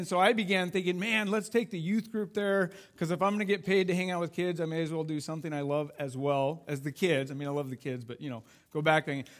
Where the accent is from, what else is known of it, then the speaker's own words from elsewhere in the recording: Idaho, United States; And we grew up in Idaho, or, you know, lived in Idaho, and we loved backpacking.